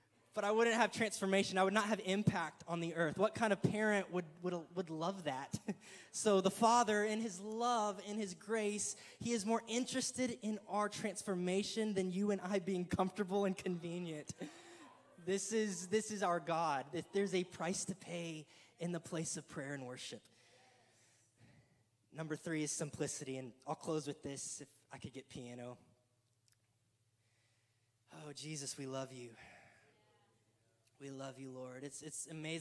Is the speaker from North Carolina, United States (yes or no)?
no; Killeen, Texas, United States; our hometown where we grew up in Killeen